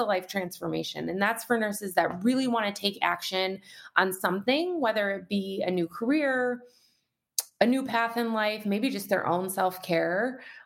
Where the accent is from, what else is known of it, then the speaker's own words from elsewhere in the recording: Detroit, Michigan, United States; moved away as an adult; also born or lived in Colorado; now in Michigan, United States; I grew up in the Detroit metro area